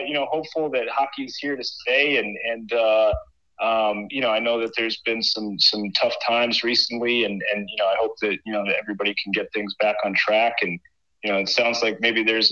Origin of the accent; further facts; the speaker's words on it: Minnesota, United States; moved away as an adult; also born or lived in Maine; I grew up in Minnesota, so hockey country